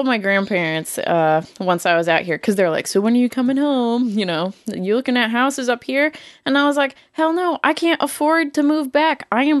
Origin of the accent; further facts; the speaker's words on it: Massachusetts, United States; moved away as an adult; now in Missouri, United States; I was born in Massachusetts.